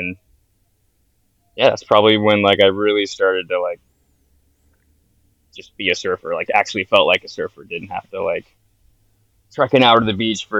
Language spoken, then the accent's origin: English; Houston, Texas, United States; But I grew up surfing in Texas, of all places. So I lived in Houston, so about an hour from the closest beach, which would have been Galveston, Texas.